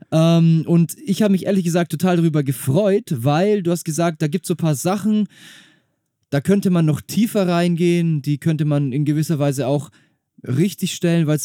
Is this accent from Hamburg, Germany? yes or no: yes; Hamburg, Germany; Ich bin gebürtiger Hamburger.